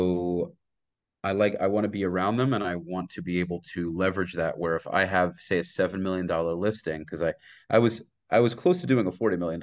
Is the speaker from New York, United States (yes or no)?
yes; Brooklyn, New York, United States; Like I said, I'm originally from Brooklyn. I moved here 5 years ago.